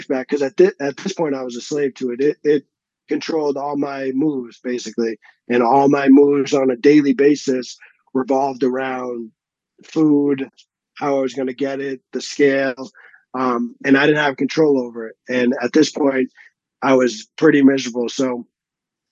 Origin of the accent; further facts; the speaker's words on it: a suburb outside of Boston, Massachusetts, United States; moved away as an adult; also born or lived in Texas; now in Colorado, United States; I grew up in like a suburb outside of Boston